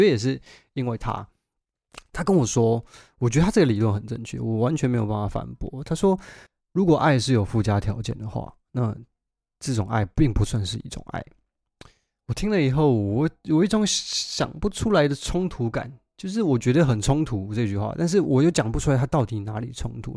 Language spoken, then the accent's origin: Chinese; Taiwan; moved away as an adult; now in London, United Kingdom; 我在台湾长大啊